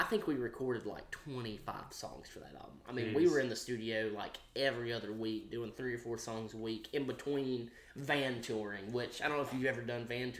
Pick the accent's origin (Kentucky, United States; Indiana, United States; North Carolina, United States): Kentucky, United States; Franklin; also born or lived in Bowling Green, Kentucky; growing up in Kentucky, Franklin